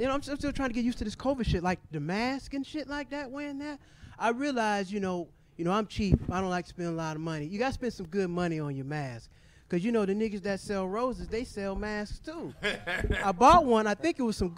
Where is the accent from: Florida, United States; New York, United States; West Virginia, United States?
Florida, United States; now in California, United States; I'm originally from Florida